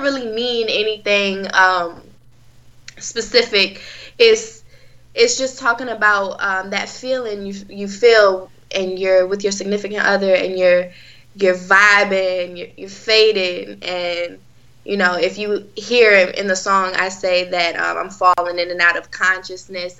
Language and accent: English; Virginia Beach, Virginia, United States; I've been in the beach my whole life. So I'm actually from Virginia Beach